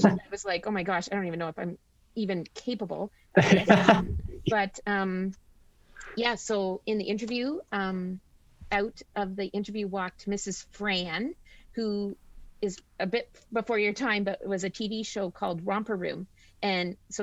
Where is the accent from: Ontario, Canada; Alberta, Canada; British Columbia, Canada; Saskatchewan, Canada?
Ontario, Canada; Flesherton; I grew up in Gray County. So I went to school at McPhail. I did my high school at Gray Highlands. So I'm born and raised here.